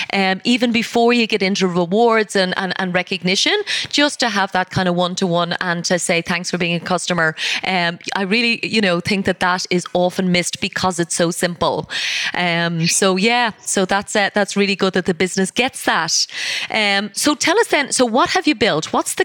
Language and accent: English; Ireland; I am Irish